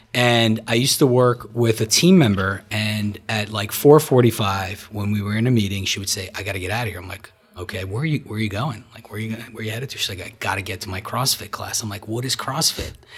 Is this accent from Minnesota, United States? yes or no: no; Marlboro, New Jersey, United States; also born or lived in Brooklyn, New York / Soviet Union; I grew up, uh, in New Jersey, originally from Brooklyn, moved from Brooklyn in eighty-six, uh, to Marlboro, where I grew up